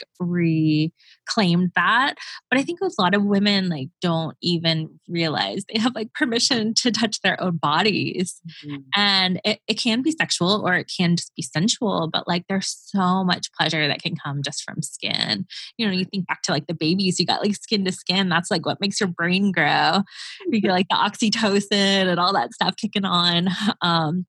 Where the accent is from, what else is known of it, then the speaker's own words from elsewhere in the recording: Gainesville, Florida, United States; Gainesville, which is my hometown.